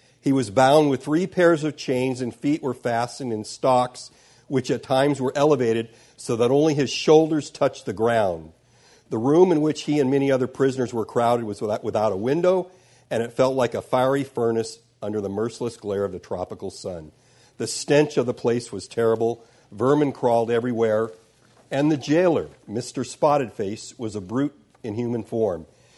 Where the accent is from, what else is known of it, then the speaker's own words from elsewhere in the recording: Sudan; born there; I was born in Sudan, my parents were missionaries, I grew up reading the missionary books.